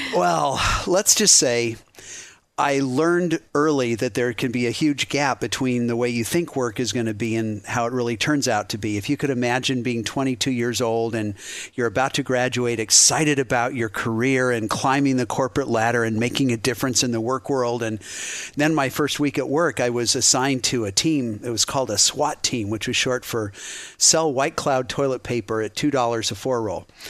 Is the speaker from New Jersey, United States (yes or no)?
no; Boulder, Colorado, United States; now in Cincinnati, United States; I grew up in Boulder, Colorado, a real scenic place, but a very secular household.